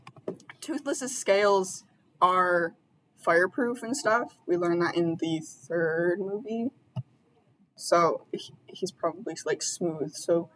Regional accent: United Kingdom; I am British.

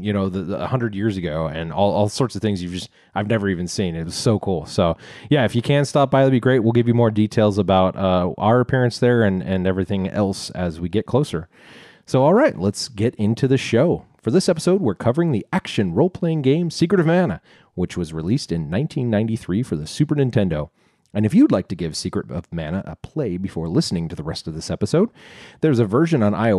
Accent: Melbourne, Victoria, Australia; I'm from Melbourne.

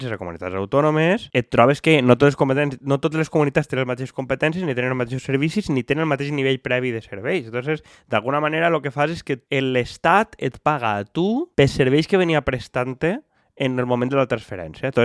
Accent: Valencian Community, Spain; Com a bons valencians.

